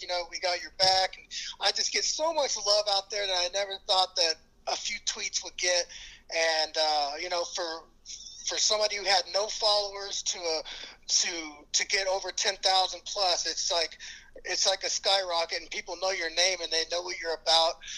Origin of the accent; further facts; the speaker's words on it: Kerrville, Texas, United States; I'm born and raised in Kerrville, Texas